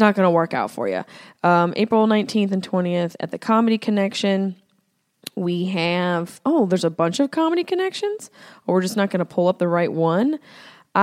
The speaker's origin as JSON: {"language": "English", "town": "Syracuse", "region": "New York", "country": "United States", "accent": "Syracuse", "said": "my Syracuse accent"}